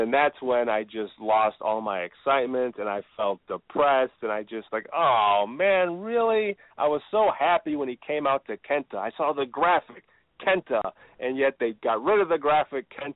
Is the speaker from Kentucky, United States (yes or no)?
no; Chicago, Illinois, United States; I'm from Chicago